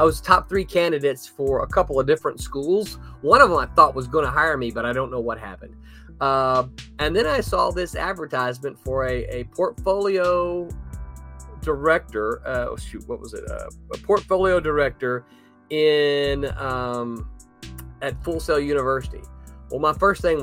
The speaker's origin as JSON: {"language": "English", "region": "the South", "country": "United States", "said": "I am from the South"}